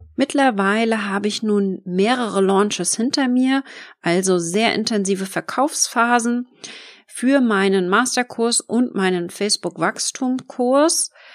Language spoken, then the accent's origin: German; Schwerin, Mecklenburg-Vorpommern, Germany; wohne ich im schönen Schwerin in Mecklenburg-Vorpommern und arbeite von überall auf der Welt, bin gerne mal unterwegs in der Welt und genieße meine Selbstständigkeit mit meiner wunderschönen Homebase hier in meinem Heimatdorf